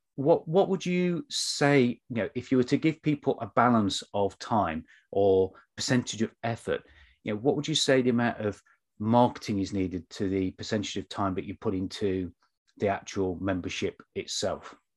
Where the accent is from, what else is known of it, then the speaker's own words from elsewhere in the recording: United Kingdom; we're both British